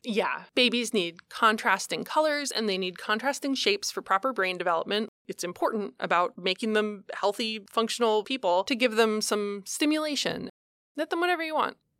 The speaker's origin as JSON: {"language": "English", "town": "Columbus", "region": "Ohio", "country": "United States", "tie": "born or raised there", "said": "I grew up in Columbus, Ohio"}